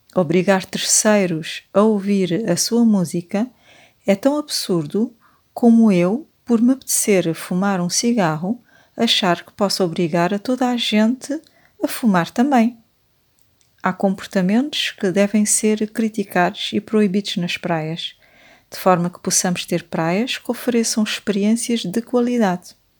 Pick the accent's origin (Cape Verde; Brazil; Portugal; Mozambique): Cape Verde; eu que nasci e cresci em Cabo Verde